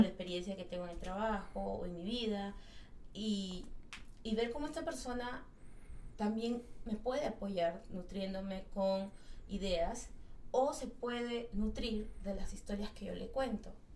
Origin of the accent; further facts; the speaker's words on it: Peru; en, mi, país se come ceviche, en mi país se come seco de cabrito